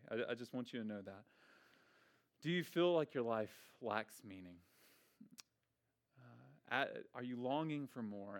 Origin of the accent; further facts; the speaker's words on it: Memphis, Tennessee, United States; I'm from Memphis.